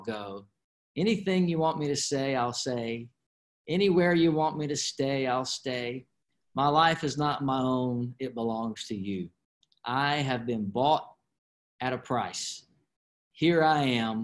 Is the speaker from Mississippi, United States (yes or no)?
yes; Flowood, Mississippi, United States; I have a great home church that I grew up in there in Flowood, Mississippi, called Word of Life